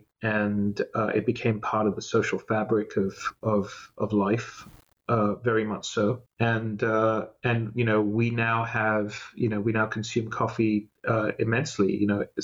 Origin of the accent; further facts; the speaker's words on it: Singapore; moved away as an adult; also born or lived in Malaysia; now in Los Angeles, United States; I am Singaporean and I was in Singapore